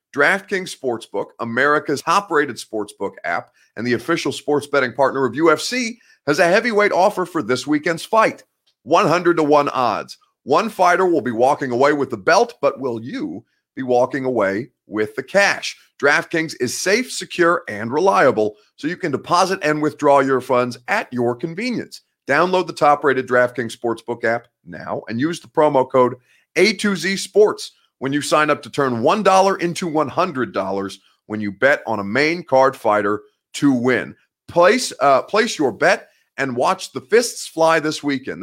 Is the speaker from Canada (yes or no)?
no; Indianapolis, Indiana, United States; moved away; in Indy, that's basically my hometown